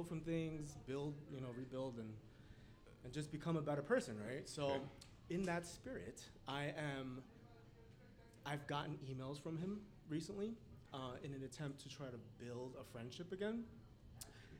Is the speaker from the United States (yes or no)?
yes; New York City, New York, United States; I'm from New York City